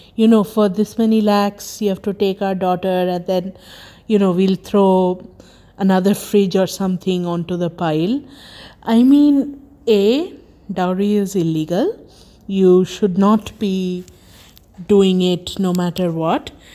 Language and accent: English; Kolkata, West Bengal, India; moved away; also born or lived in Germany; I was born there in Kolkata